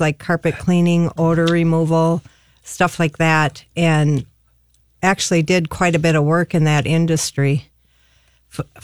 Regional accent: Bloomington, Minnesota, United States; now in Harris, United States; I grew up in Bloomington, and I have a brother and two other sisters.

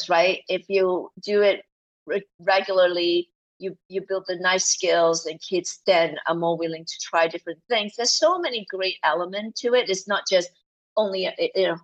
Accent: Malaysia; moved away as an adult; also born or lived in New Zealand / Singapore / New York / Australia; now in United States; I grew up in Malaysia

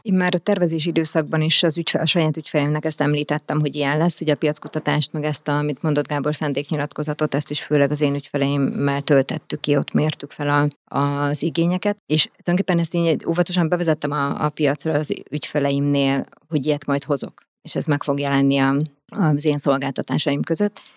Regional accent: Hungary; also born or lived in Budapest; én alapvetően vidéki vagyok

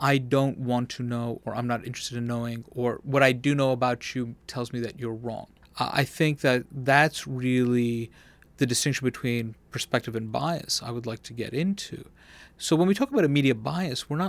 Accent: New York, United States; I'm a guy who was born and raised in New York

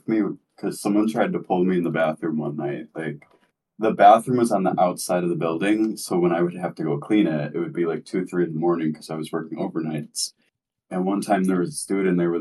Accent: New York, United States; I'm from New York

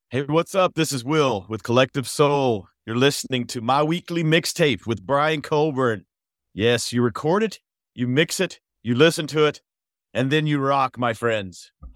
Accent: McDonough, Georgia, United States; where we grew up in McDonough, Georgia.

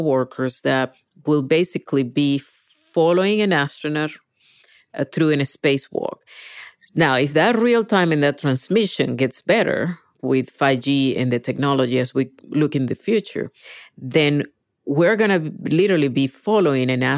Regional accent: Venezuela; English is a second language; moved away as an adult; now in United States; I was born in Venezuela, grew up there, but I moved when I was about 19 to the States.

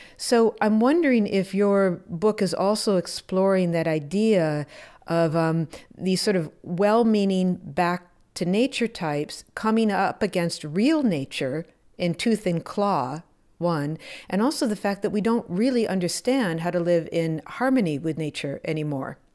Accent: Wisconsin, United States; I grew up in Wisconsin and in the seventies and the early eighties.

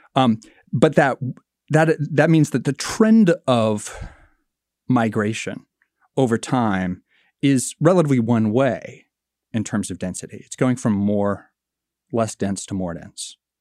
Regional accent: Marshalltown, Iowa, United States; my hometown, Marshalltown, Iowa

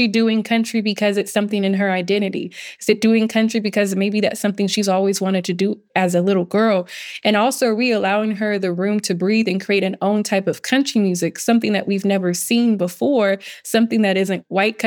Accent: the South, United States; moved away as an adult; I'm someone who was born and raised in the South

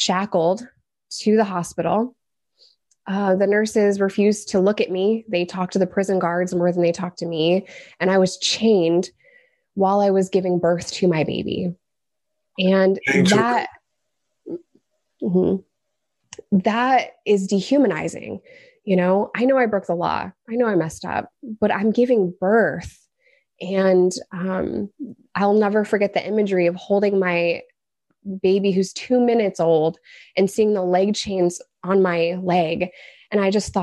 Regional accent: New York, United States; moved away; also born or lived in Arkansas; I'm a New Yorker.

